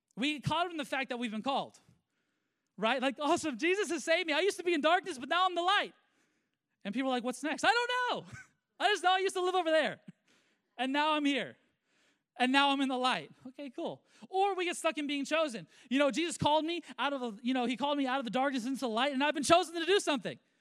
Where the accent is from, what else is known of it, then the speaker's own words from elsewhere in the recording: United States; I am a Christian and a believer before I'm an American